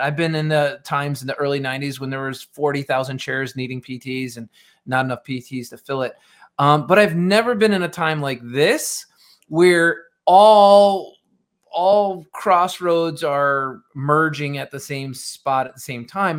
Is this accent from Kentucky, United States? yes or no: no; Rochester, New York, United States; I'm originally from Rochester, New York, outside Rochester in the suburbs